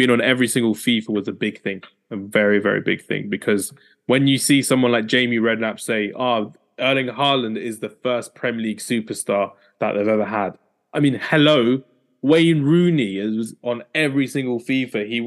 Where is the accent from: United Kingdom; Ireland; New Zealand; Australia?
United Kingdom; London; especially for all of us being Londoner Man United fans as well.